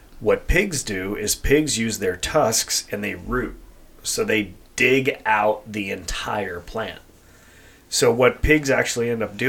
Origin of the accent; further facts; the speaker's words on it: Colorado, United States; now in California, United States; obviously my dad and I are hunters, mm-hmm. and we're transplants from Colorado, and pig hunting in California has been a thing for a while